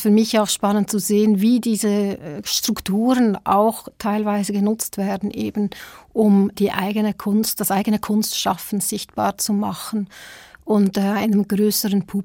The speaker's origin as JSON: {"language": "German", "country": "Switzerland", "tie": "born or raised there", "also_born_or_lived": "South Africa", "said": "Ich bin zwar selber auch in Südafrika geboren, ähm, aber noch ganz klein in die Schweiz gezogen, total schweizerisch sozialisiert."}